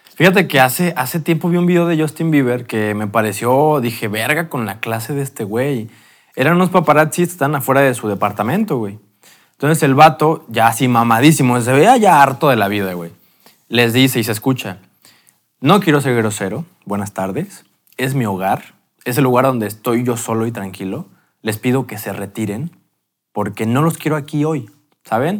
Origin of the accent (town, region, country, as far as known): Mexico